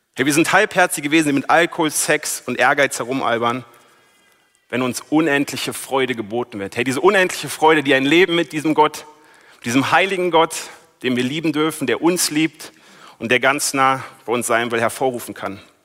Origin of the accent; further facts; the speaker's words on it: Berlin, Germany; moved away as an adult; now in Wiedenest, Germany; ich komme aus Berlin, bin eigentlich Großstadtmensch, jetzt wohne ich hier in Wiedenest